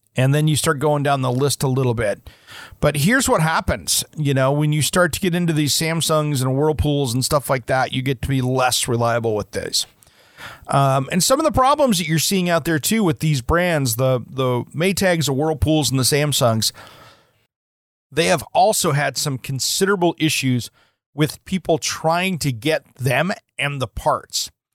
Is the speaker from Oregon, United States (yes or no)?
yes; Portland, Oregon, United States; my hometown here in the Portland metro area